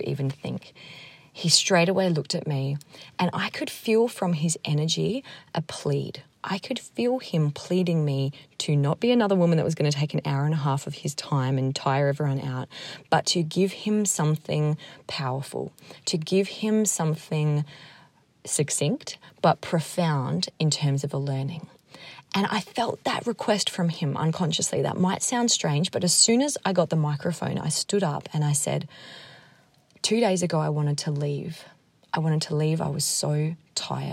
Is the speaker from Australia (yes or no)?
yes; Australia; moved away; I was from Australia